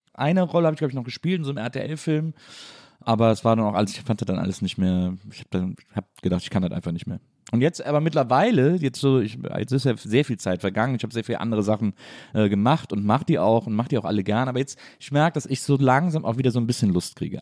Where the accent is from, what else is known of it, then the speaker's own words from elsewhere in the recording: Wesseling, North Rhine-Westphalia, Germany; ich bin in Wesseling aufgewachsen